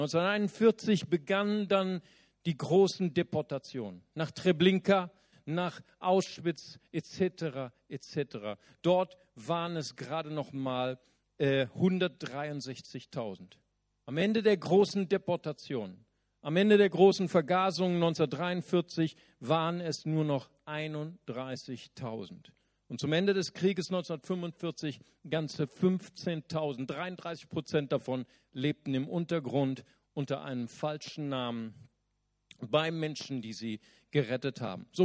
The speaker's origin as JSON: {"language": "German", "region": "Berlin", "country": "Germany", "said": "Ich komme aus Berlin, Alter. Ich kenne sowas nicht."}